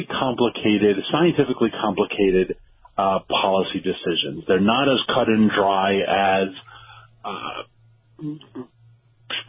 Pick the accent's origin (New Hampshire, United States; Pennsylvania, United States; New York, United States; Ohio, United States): New York, United States; we're both from New York